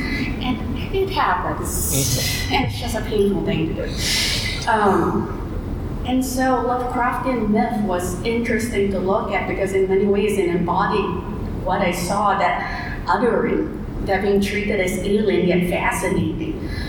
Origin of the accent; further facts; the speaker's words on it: Malaysia; moved away as an adult; So I grew up in Malaysia, stayed there, lived there until I was about 25 or so, and ended up nomadic for 10 years, bouncing between countries every 3 months, couch surfing.